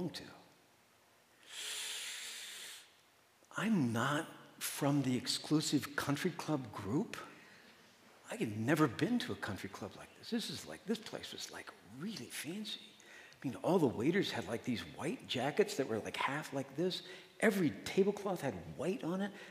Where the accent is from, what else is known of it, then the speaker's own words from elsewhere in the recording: Midwest, United States; now in Madison, United States; I'm from the Midwest. So, you know, I'm Midwest nice